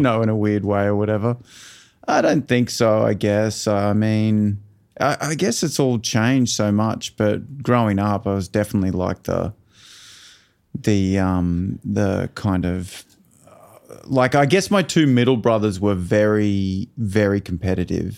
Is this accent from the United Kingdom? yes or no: no; Toowoomba, Queensland, Australia; also born or lived in Brisbane; we grew up in Toowoomba